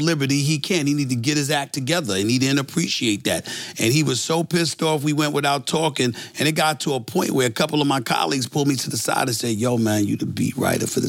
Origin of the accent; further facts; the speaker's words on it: New York City, New York, United States; I'm from Hollis, Queens. I'm from the streets of New York City